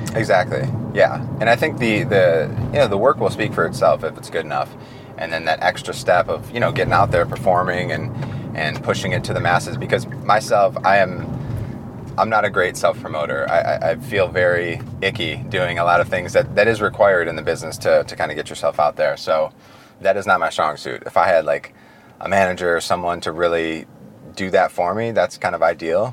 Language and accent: English; Detroit, Michigan, United States; I'm from Detroit.